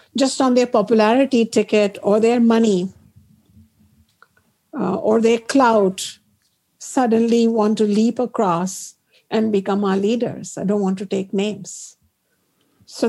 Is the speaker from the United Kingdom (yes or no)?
no; Ayodhya, Uttar Pradesh, India; moved away; growing up in Ayodhya, our deity is Rama, Sita, Lakshmana, Hanumana, because we have grown up in Ram Lala's home in Ayodhya